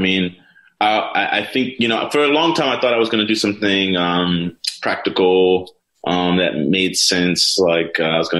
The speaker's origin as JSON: {"language": "English", "town": "New Orleans", "region": "Louisiana", "country": "United States", "tie": "born or raised there", "said": "I grew up in New Orleans. My parents are musicians. My dad's a classically trained saxophonist, and my mom's a jazz vocalist. So music was really heavy in our home."}